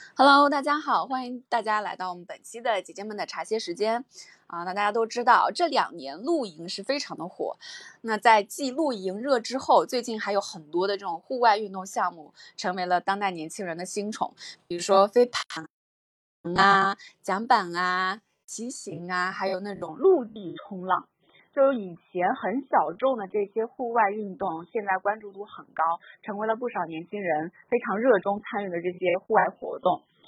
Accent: Jiangsu-Zhejiang, China; moved away; 我们江浙这个山也很多嘛

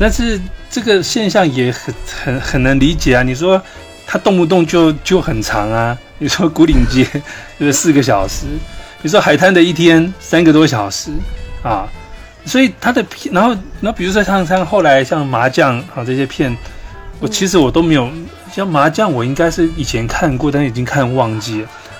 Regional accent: Greater Taipei area, Taiwan; 虽然我是是在大台北地区啊长大，我我我从小也没有在台北，我对台北，我小时候我对台北也不熟

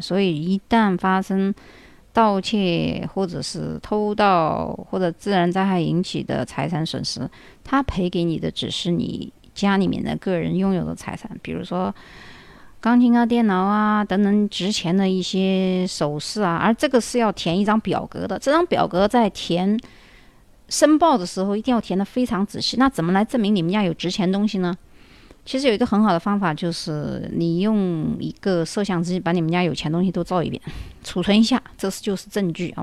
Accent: China; moved away; 我们中国人

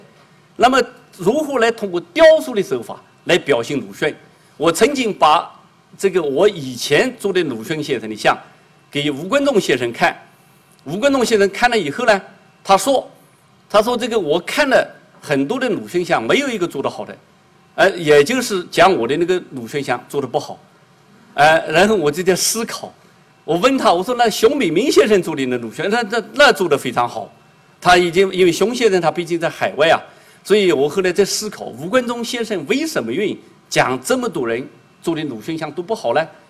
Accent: China; 因为我这个脸长得这个是东方人的脸，但是东方有好几个国家，人家不一定知道我是中国人，弄不好说是日本人或者韩国人呢。

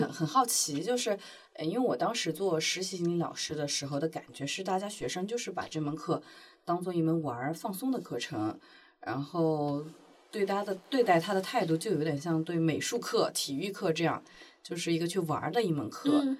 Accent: Hubei, China; now in Shanghai, China; 湖北就是我是湖北人，到现在还是考三语数外，

